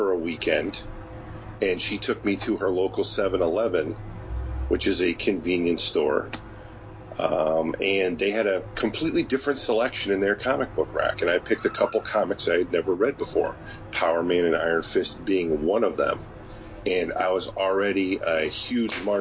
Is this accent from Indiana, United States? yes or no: no; Connecticut, United States; I'm from Connecticut, and in Connecticut, growing up, there wasn't really any comic book stores in my area when I was young